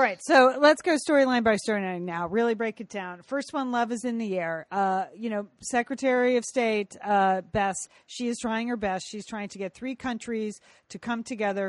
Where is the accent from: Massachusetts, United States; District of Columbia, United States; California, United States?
California, United States; as a Californian